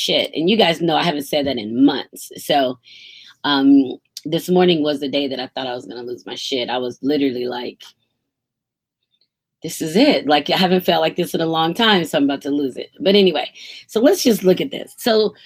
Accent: United States; I'm Black American

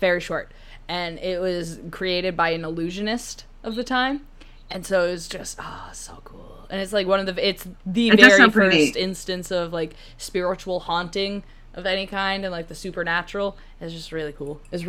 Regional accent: Nebraska, United States; Cornhusker, bitch. It's my home state. Okay. Actually, I loved living in Omaha. Because, you know, I moved back there in high school for a little while.

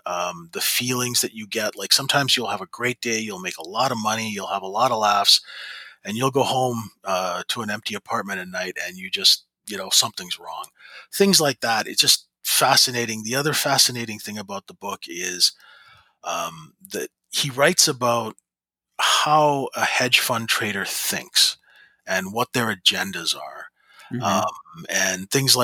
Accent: Canada; I'm a Canadian

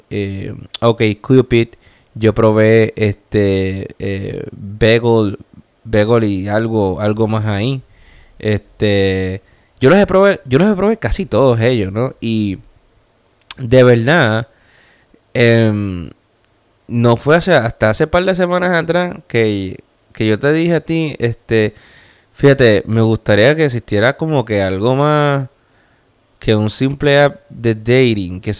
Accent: Puerto Rico; moved away; Como el puertorriqueño, que somos así.

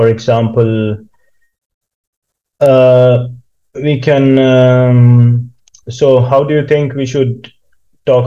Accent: India; moved away as an adult; now in Kokkola, Finland; I grew up in India.

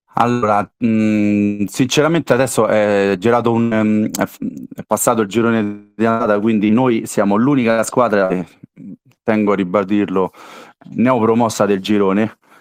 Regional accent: Castelli Romani, Lazio, Italy; io sono dei Castelli e ho giocato ci 4 anni a Genzano

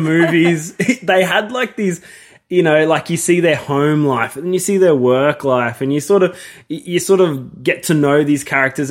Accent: Australia; I'm Australian.

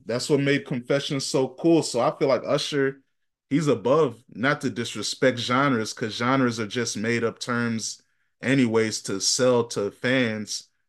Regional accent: Virginia, United States; we're from Virginia

